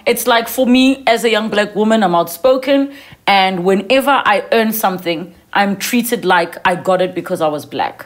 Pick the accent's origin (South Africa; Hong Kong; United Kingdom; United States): South Africa; you and I, as young South African women